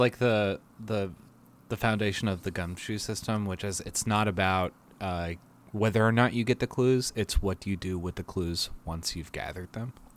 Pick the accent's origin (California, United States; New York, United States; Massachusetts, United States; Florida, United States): Massachusetts, United States; Boston; I am from Boston